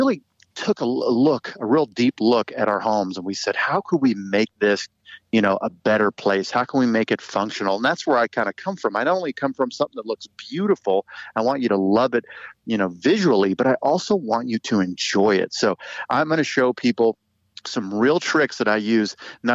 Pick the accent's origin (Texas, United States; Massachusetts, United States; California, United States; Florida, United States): California, United States; Orange County; moved away as an adult; now in Kansas City, United States; Southern California, born and raised in Orange County, California